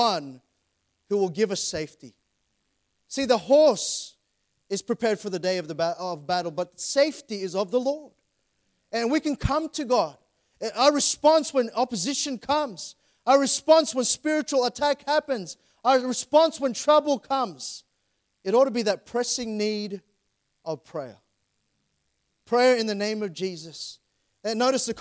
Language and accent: English; Sydney, New South Wales, Australia; I grew up in Plumpton, grew up in Doonside area.